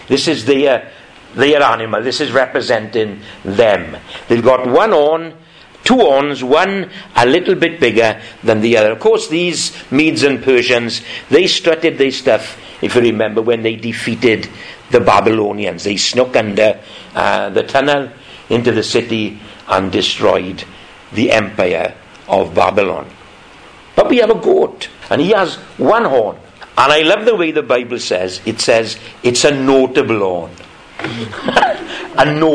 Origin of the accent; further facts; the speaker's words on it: Welsh, Wales, United Kingdom; thank God we're Welsh, and thank God we live in the valleys